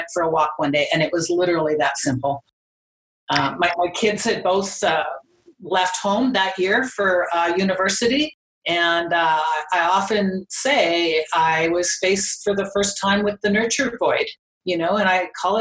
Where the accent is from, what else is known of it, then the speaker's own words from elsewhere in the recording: Calgary, Alberta, Canada; I'm from Calgary. I'm born and raised in Calgary